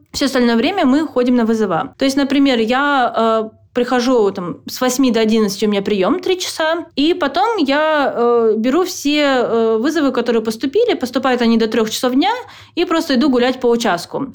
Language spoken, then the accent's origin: Russian; Petrozavodsk, Republic of Karelia, Russia; moved away as an adult; now in United States; я просто девочка из Петрозаводска